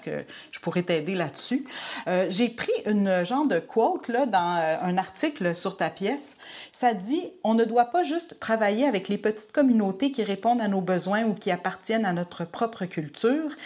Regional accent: Quebec, Canada; québécoise francophone

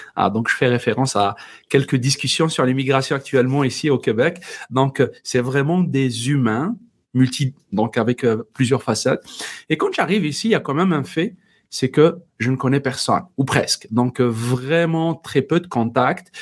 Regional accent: Algeria; first language Berber (Tamazight); French is a second language; moved away as an adult; also born or lived in Paris, France; j'ai eu dans mon pays d'origine, Algérie, l'occasion d'intégrer la radio nationale et j'ai produit, animé une des premières émissions en, dans ma langue euh, maternelle, le berbère

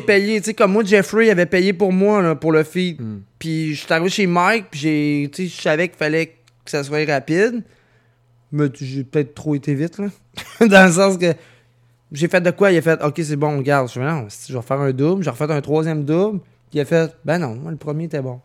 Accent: Lévis, Quebec, Canada; j'habite pas là, Je viens de Saint-Nic, là.

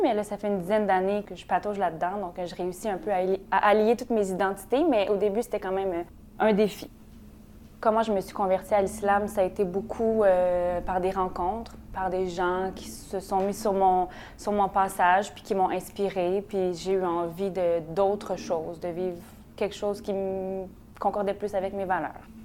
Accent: Montreal, Quebec, Canada; Je suis née à Montréal

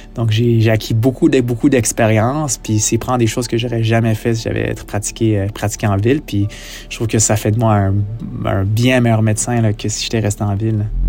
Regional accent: Montreal, Quebec, Canada; now in La Tuque, Canada; toute ma vie, euh, j'ai grandi à Montréal. Je suis jamais sorti de Montréal.

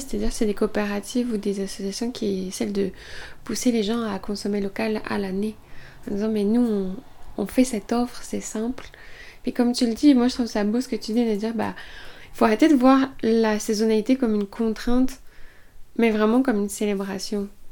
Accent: Estrie, Quebec, Canada; chez nous, en Estrie

